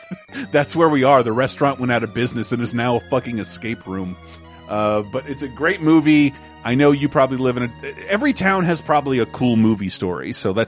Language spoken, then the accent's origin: English; Tallahassee, Florida, United States; He, for some reason, fell in love with my hometown of Tallahassee, Florida.